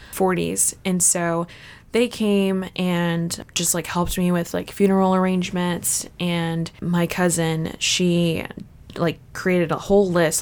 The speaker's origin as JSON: {"language": "English", "town": "Fort Campbell", "region": "Kentucky", "country": "United States", "tie": "born or raised there", "moved": "as an adult", "said": "they were stationed at Fort Campbell, Kentucky. And then after they got out of the military, we just stayed there for a long time, pretty much until I went to college"}